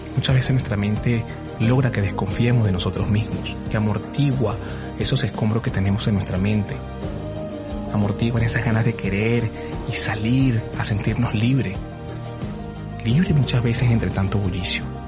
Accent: Venezuela; moved away as an adult; Cuando yo salí de Venezuela hace ocho años, me costó muchísimo desapegarme de todo lo que en algún momento fui, sobre todo de mi familia, de mis abuelos

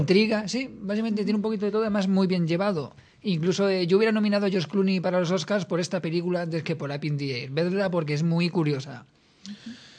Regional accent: Spain; yo como español

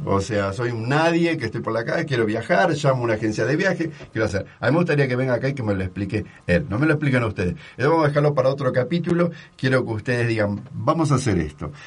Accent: Argentina; now in Mexico; como argentino

